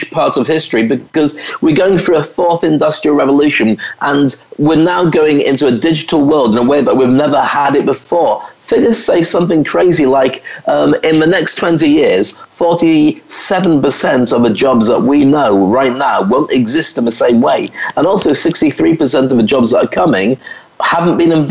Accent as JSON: {"language": "English", "country": "United Kingdom", "tie": "born or raised there", "also_born_or_lived": "Scotland / England", "moved": "as an adult", "lives_now": "Dubai, United Arab Emirates", "said": "I was a black kid or a mixed race kid growing up in Scotland and then in England"}